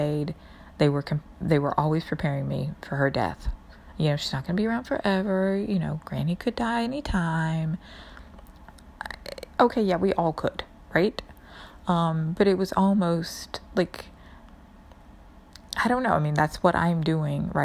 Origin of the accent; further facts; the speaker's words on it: New York, United States; especially as a New Yorker